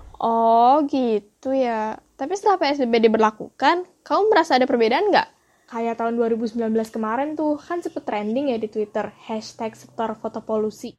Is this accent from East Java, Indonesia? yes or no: no; Jakarta, Indonesia; kita, warga Jakarta